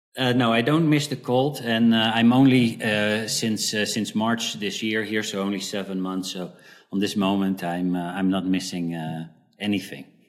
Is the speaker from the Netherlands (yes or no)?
yes; Netherlands; moved away as an adult; also born or lived in South Africa; at the age when I was four, we moved to the Netherlands, and uh, I lived there for uh, for a, a, pretty long time 20, 20 years